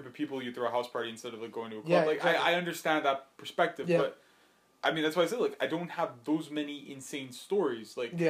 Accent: Montreal, Quebec, Canada; I feel happy that I'm from Montreal and not Laval.

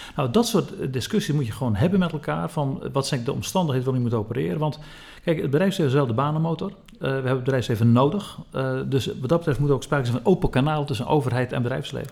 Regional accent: Zeeland, Netherlands; Ik kom zelf uit Zeeland

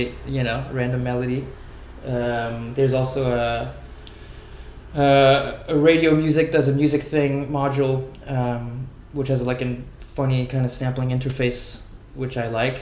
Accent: Paris, Île-de-France, France; I am from Paris

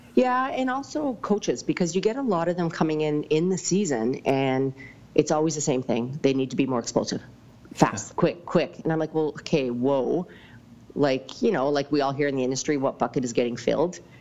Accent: Lumby, British Columbia, Canada; I grew up in Lumby

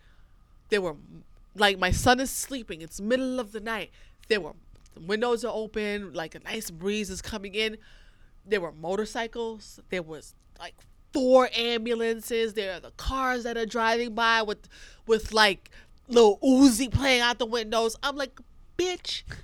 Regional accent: New York City, New York, United States; I am originally from Brooklyn. So I grew up in Flatbush.

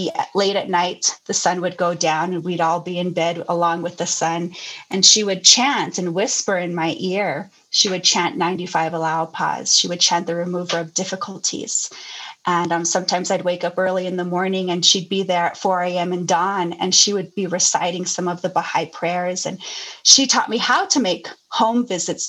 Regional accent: Lukachukai, Arizona, United States; I grew up in, it's called Luk'ach Ekai, and it's describing a valley

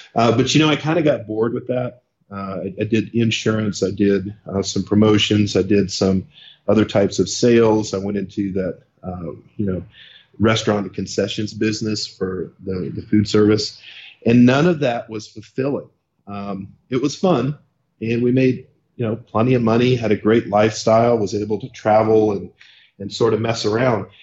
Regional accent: South Carolina, United States; moved away as an adult; also born or lived in Wichita, Kansas; now in San Diego, United States; I was born in Kansas, in the city of Wichita, uh, we stayed there until I must have been six, and then uh, moved out to South Carolina, where I stayed primarily in that area um, until I joined the military

